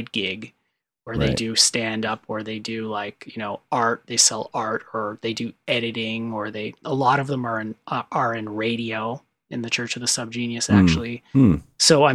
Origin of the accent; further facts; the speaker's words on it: Canada; I'm Canadian.